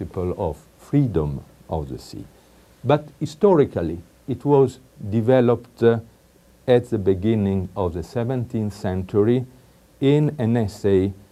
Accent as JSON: {"language": "English", "country": "Italy", "accent": "strong Italian", "second_language": "English", "said": "I apologize for my strong Italian accent, but I have it, I like it, and I keep it."}